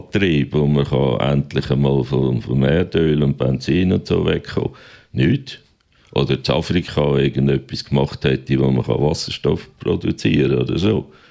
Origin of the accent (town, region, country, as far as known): Aargau, Switzerland